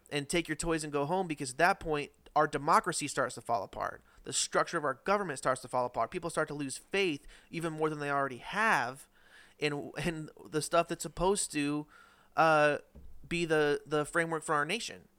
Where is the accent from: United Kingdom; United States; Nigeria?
United States